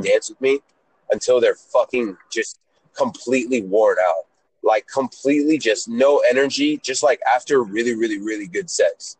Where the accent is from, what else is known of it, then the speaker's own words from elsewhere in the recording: Atlanta, Georgia, United States; also born or lived in Israel; I'm Israeli. I was born in Israel, age five. I uh, went to Atlanta. I was an immigrant